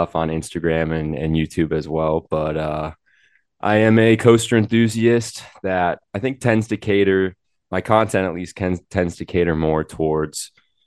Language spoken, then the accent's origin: English; Milwaukee, Wisconsin, United States; I grew up in Wisconsin in the kind of Milwaukee area